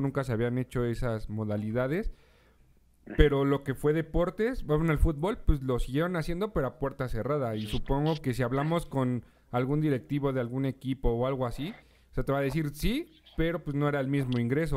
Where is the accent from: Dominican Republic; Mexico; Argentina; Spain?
Mexico; nosotros como mexicanos